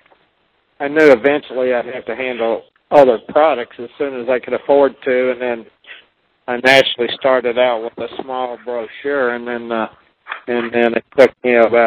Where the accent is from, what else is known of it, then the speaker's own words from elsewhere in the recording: Owensboro, Kentucky, United States; my hometown that I've had for many, many years, where I sell pool tables